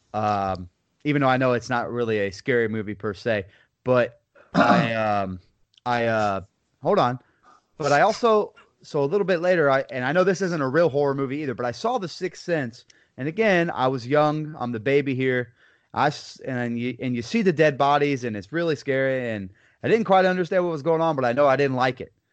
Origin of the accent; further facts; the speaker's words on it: Lake Wales, Florida, United States; I'm from Lake Wales, Florida, good old Polk County